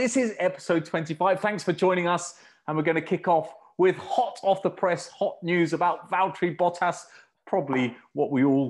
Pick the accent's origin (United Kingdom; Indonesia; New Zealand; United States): United Kingdom; being British.